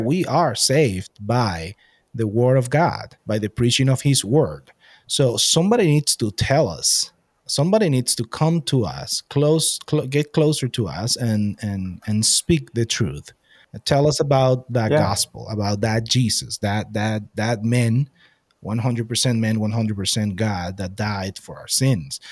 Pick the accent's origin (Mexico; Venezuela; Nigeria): Venezuela; moved away; I'm from Venezuela